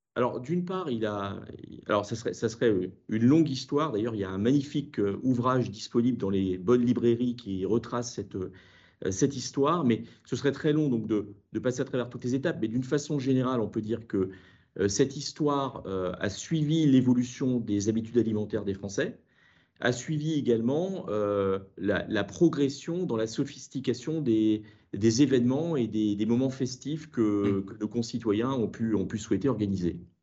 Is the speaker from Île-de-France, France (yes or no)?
no; Brittany, France; en tant que breton